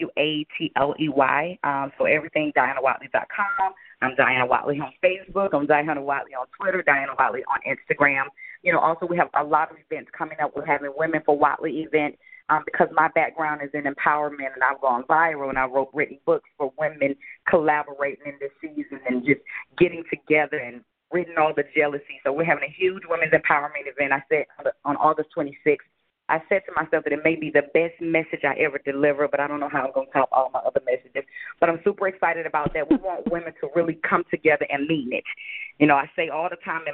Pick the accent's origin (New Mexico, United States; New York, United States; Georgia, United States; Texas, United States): Georgia, United States; Atlanta; I grew up on Prior Road, which is Carver Homes